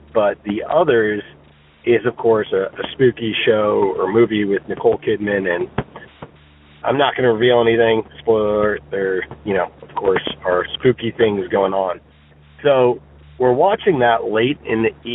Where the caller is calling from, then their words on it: Virginia, United States; also born or lived in New Jersey; I'm calling you from Virginia